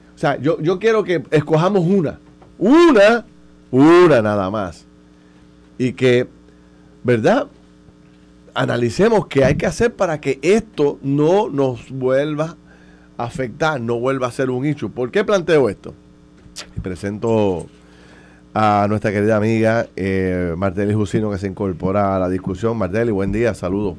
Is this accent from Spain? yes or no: no; Puerto Rico; como puertorriqueños